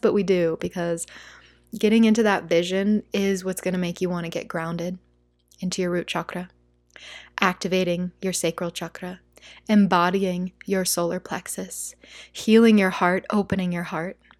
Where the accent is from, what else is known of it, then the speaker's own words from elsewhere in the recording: United States; first language English; As an American